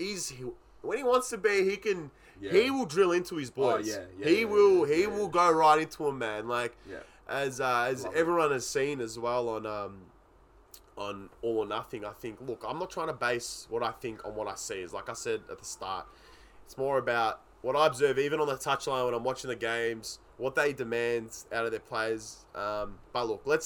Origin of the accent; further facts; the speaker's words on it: Australia; I'm Aussie